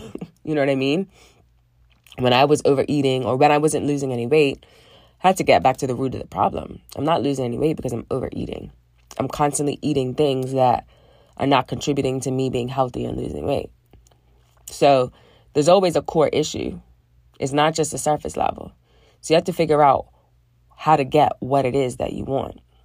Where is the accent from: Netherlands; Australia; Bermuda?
Bermuda; I grew up in Bermuda, very small island in the middle of the Atlantic Ocean, above the Caribbean.